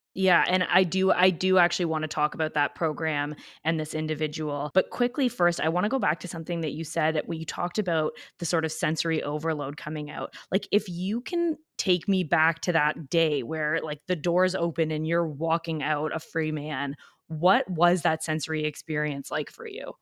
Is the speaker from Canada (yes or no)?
yes; Canada; I'm Canadian